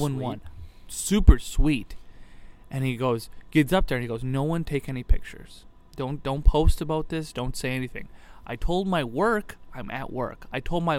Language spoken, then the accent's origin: English; Leopolis, Wisconsin, United States; I grew up in Leopolis.